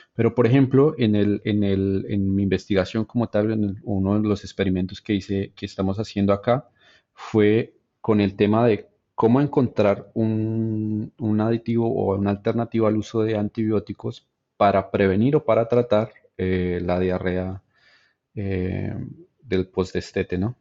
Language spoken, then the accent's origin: Spanish; Bogotá, Colombia; moved away; yo en realidad crecí en la ciudad, en Bogotá